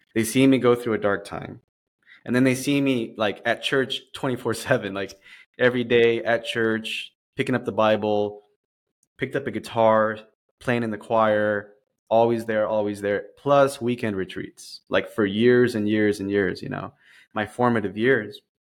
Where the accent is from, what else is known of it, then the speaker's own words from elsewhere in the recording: Dallas, Texas, United States; moved away as an adult; now in San Diego, United States; I was born in Dallas, Texas. Um, I'm a transplant to the downtown San Diego area. So I've been here for about, uh, about five years now.